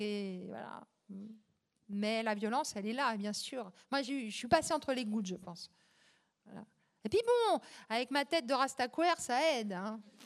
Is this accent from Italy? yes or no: no; Champigny-sur-Marne, Île-de-France, France; c'était un soir, un dimanche pluvieux à Champigny-sur-Marne, dans le pavillon, là, sinistre, en pierre Molière. et il n'y avait pas de livre chez moi